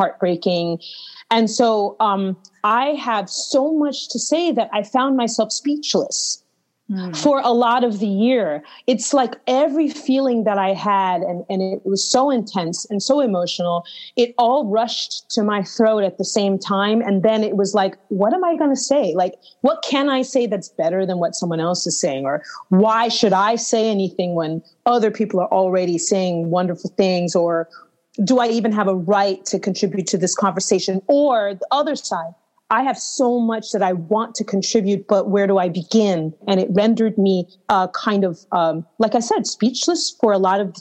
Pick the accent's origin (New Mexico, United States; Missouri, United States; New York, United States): New York, United States; New York City; also born or lived in Istanbul, Turkey; I'm from New York City, as you know, but I decided to quarantine and do those months in Istanbul, Turkey